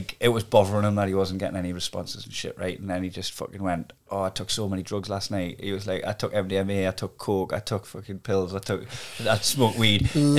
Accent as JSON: {"language": "English", "town": "Newcastle upon Tyne", "region": "North East England", "country": "United Kingdom", "said": "I'm a Geordie"}